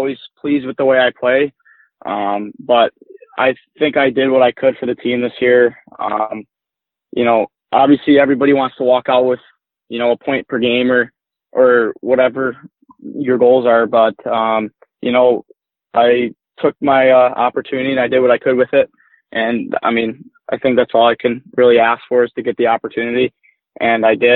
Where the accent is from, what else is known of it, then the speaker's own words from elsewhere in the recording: Plymouth, Michigan, United States; born and raised in Plymouth.